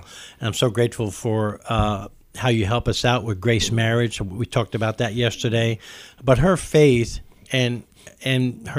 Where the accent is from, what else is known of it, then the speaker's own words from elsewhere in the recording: New York City, New York, United States; now in Kentucky, United States; because I live in Kentucky now. I'm from New York.